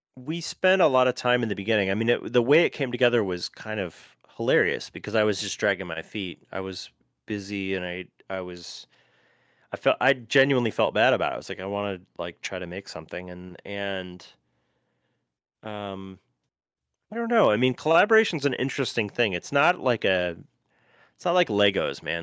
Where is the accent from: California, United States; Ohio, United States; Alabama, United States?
Ohio, United States; Cleveland; now in Nashville, United States; I grew up in Cleveland